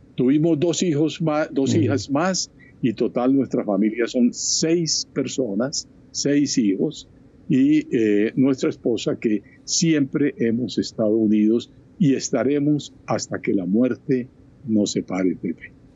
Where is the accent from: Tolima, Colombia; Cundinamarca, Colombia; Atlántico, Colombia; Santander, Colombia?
Atlántico, Colombia; Barranquilla; moved away as an adult; also born or lived in Bogotá / Chile / Ecuador / Madrid; yo he pasado mi juventud, mi niñez, mi edad temprana, en Barranquilla, en la costa atlántica